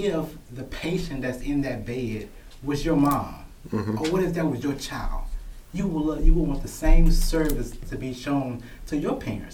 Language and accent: English; Franklinton, Louisiana, United States; now in Baton Rouge, United States; growing up in Franklinton, Louisiana, you know, we were a close family, a close community